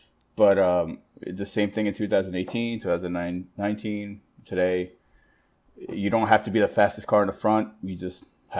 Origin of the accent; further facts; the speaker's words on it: United States; I'm the American